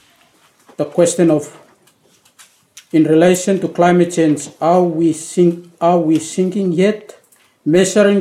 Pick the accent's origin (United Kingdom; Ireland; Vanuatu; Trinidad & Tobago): Vanuatu; I'm from Vanuatu, at the Ministry of Finance